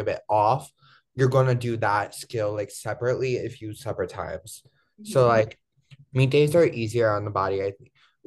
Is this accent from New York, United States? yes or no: no; Chicago, Illinois, United States; we're all from Chicago